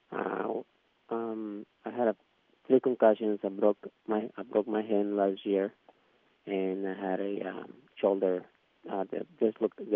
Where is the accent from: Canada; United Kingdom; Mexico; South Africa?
Mexico; Mexico City; I'm from Mexico City.